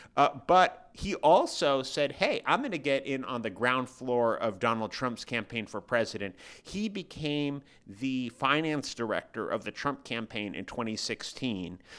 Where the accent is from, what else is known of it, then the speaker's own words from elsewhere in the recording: San Francisco, California, United States; San Francisco, which is my hometown